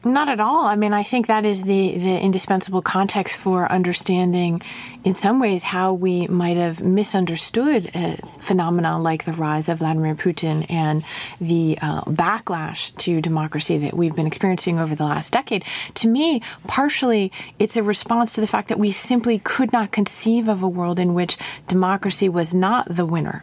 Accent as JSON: {"language": "English", "town": "Montclair", "region": "New Jersey", "country": "United States", "tie": "born or raised there", "also_born_or_lived": "Russia", "said": "I grew up in Montclair, New Jersey."}